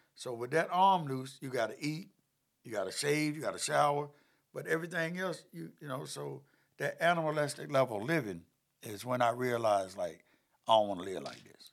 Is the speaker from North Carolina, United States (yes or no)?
yes; Chapel Hill, North Carolina, United States; born or raised there; also born or lived in High Point, North Carolina